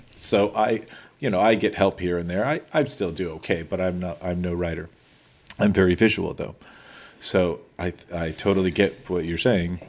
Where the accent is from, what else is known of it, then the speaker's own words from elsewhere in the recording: Los Angeles, California, United States; I grew up in Eagle Rock, which was a little small town then